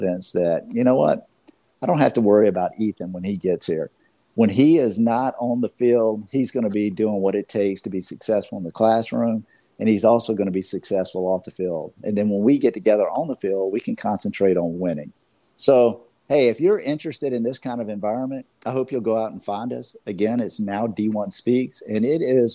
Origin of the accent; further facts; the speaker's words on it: Georgia, United States; I'm from Georgia